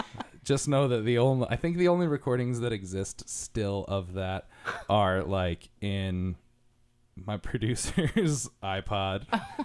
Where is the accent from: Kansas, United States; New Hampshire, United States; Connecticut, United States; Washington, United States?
Connecticut, United States; moved away; I'm from Connecticut. Oh. So there was, I know. I'm from the part of Connecticut that is like less wicker furniture and rich people. It's mostly po-folk